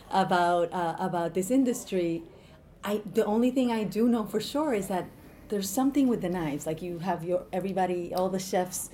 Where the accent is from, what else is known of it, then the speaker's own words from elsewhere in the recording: New York City, New York, United States; I'm from Washington Heights, so it's like a whole other world